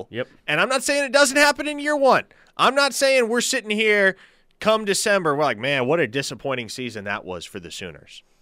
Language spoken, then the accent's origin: English; Springfield, Missouri, United States; Springfield, Missouri.